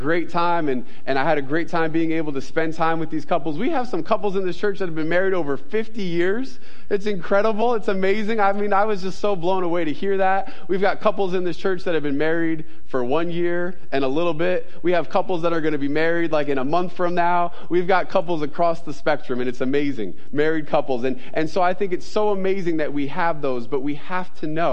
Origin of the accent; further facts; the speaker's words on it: New York, United States; I'm a New Yorker. I'm Italian